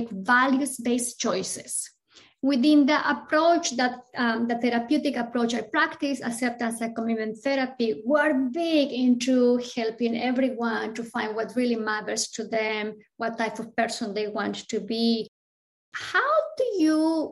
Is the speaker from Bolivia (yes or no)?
yes; Bolivia; moved away as an adult; now in United States; I came to the States in 2001. I'm coming from Bolivia, South America, from a working class family.